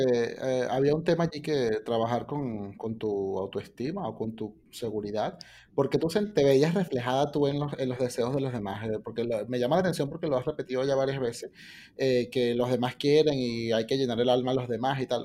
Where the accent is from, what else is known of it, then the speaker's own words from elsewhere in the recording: Venezuela; nosotros como venezolanos